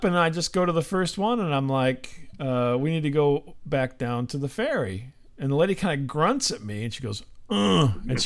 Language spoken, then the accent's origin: English; St. Louis, Missouri, United States; we're from St. Louis